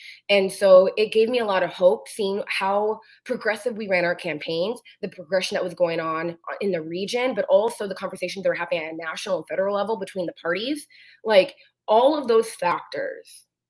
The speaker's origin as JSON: {"language": "English", "town": "Renton", "region": "Washington", "country": "United States", "tie": "born or raised there", "said": "I was born and raised in Renton, and I've been around Renton politics my entire life."}